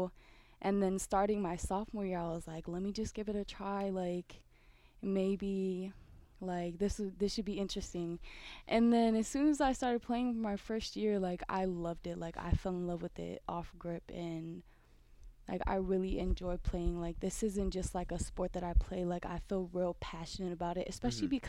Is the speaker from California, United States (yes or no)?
yes; Oakland, California, United States; moved away as an adult; from Oakland, California.